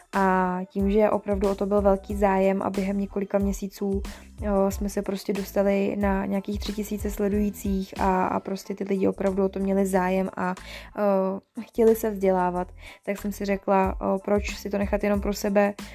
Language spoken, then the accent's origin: Czech; Děčín, Ústí nad Labem Region, Czechia; also born or lived in Mariánské Lázně; pocházím z Děčína